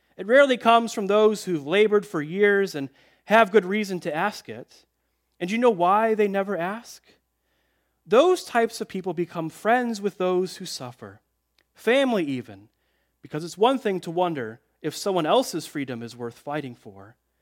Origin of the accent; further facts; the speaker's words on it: Chicago, Illinois, United States; I grew up in Chicagoland